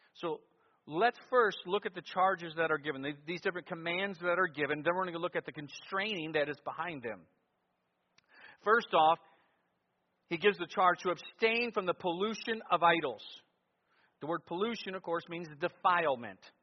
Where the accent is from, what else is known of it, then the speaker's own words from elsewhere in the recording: Cleveland, Ohio, United States; what I experienced growing up in Cleveland, Ohio.